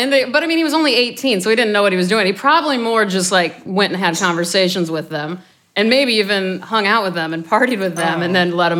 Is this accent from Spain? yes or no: no; Omaha, Nebraska, United States; I'm from Nebraska